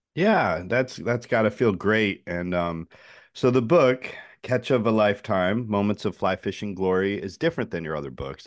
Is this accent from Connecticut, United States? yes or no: yes; Connecticut, United States; I grew up in Connecticut